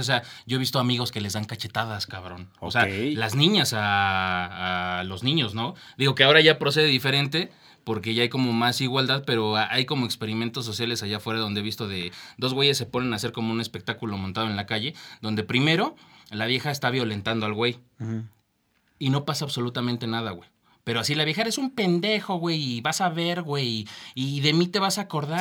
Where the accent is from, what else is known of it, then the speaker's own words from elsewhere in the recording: Mexico; somos mexicanos